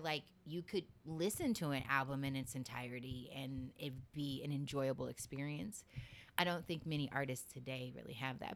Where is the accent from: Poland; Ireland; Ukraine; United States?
United States; Seminole County, Florida; also born or lived in Midwest; I grew up in Seminole County